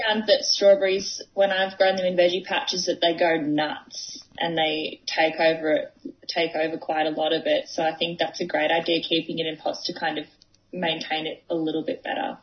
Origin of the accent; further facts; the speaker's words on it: Dandenong Ranges, Victoria, Australia; I'm from the Mount Dandenong Ranges, so I do a lot of hiking around here